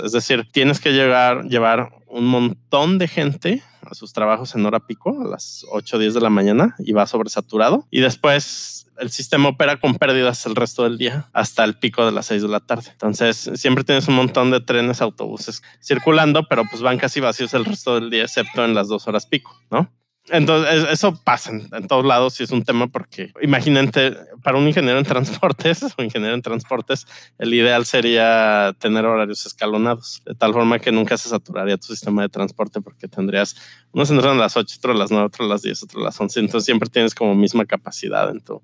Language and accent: Spanish; Mexico; los habitantes en México vivimos en ciudades, ¿no? Somos un país urbano